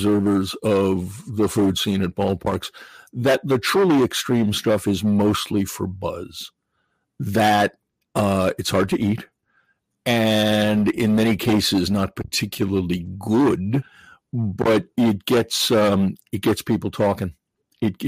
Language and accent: English; New England, United States; I grew up in New England